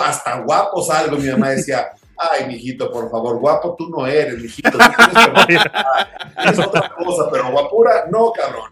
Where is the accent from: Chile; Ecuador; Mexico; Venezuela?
Mexico; Hermosillo, Sonora; yo que crecí en Sonora